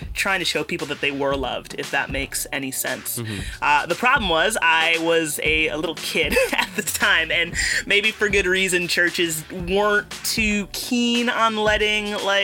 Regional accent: Cleveland, Ohio, United States; I'm from Cleveland, Ohio, which is very cold at the moment.

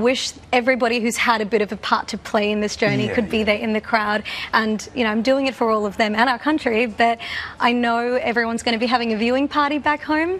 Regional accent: Australia; I'm an Australian woman with South Asian heritage

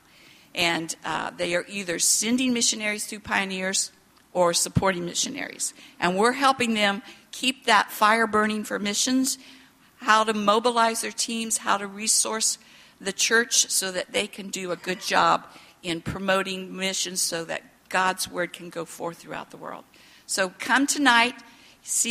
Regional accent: Indiana, United States; moved away as an adult; also born or lived in Indonesia; now in Orlando, United States; I grew up in Indiana

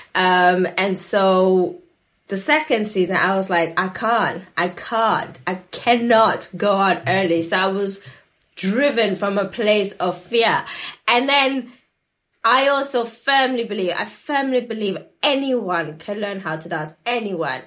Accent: South Africa; I grew up in South Africa

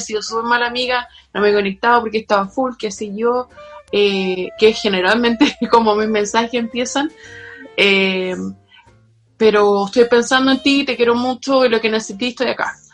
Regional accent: Chile; moved away as an adult; now in London, United Kingdom; gente en mi país

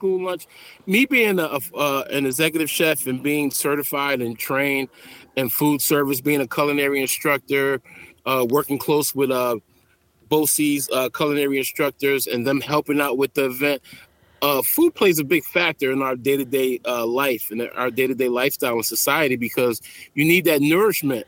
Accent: Bridgeport, Connecticut, United States; I grew up in Bridgeport, Connecticut, so that's a melting pot.

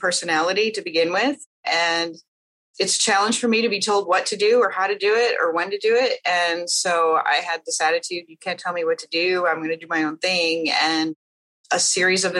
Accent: Midwest, United States; I grew up in the Midwest

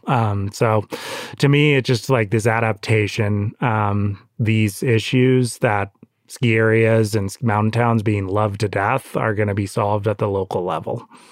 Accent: Santa Cruz, California, United States; I grew up in Santa Cruz

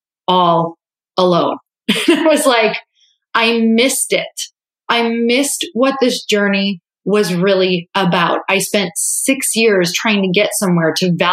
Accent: Upper Michigan, United States; moved away as an adult; now in California, United States; I was raised in a really religious family in a really small town. And so I'm from Upper Michigan, tiny town

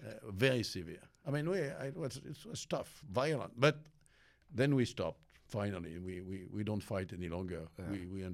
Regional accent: Auvergne-Rhône-Alpes, France; born there; I was born in an industrial area, which is near Lyon.

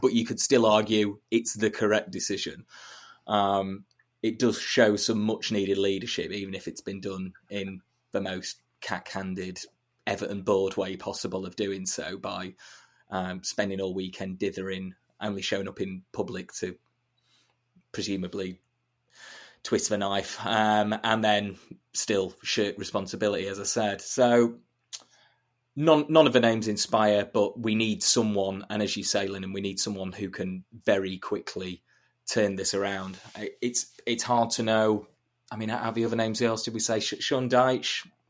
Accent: Chesterfield, East Midlands, United Kingdom; I'm, I'm from Chesterfield, uh, Market Town in North East Derbyshire

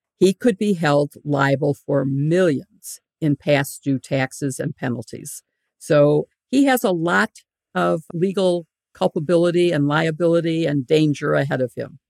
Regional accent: Illinois, United States; I'm from Illinois, we have a lot of governors in jail

